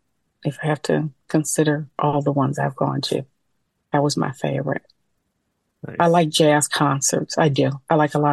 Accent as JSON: {"language": "English", "town": "San Francisco", "region": "California", "country": "United States", "tie": "born or raised there", "moved": "yes", "lives_now": "Long Beach, United States", "said": "I am currently living in Long Beach, California, but I am born and raised in San Francisco."}